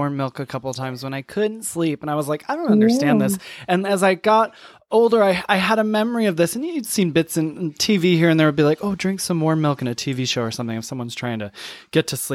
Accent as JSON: {"language": "English", "region": "Michigan", "country": "United States", "also_born_or_lived": "New York", "moved": "yes", "lives_now": "Atlanta, United States", "said": "I'm from Michigan originally. I lived in New York the last 20 years. Now we're in Atlanta"}